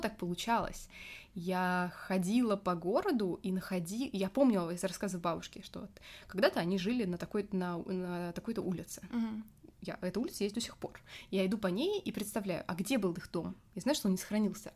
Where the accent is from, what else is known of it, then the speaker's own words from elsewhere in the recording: Moscow, Russia; Я уже родилась в Москве.